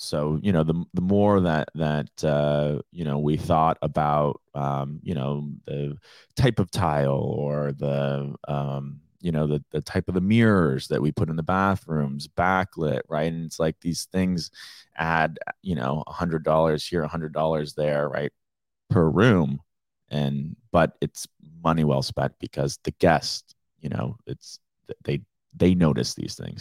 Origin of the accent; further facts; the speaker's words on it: Naples, Florida, United States; growing up in Naples